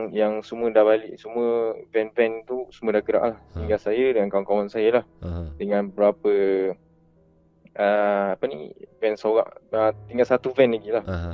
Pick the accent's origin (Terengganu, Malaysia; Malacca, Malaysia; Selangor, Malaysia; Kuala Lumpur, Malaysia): Malacca, Malaysia; Saya daripada Melaka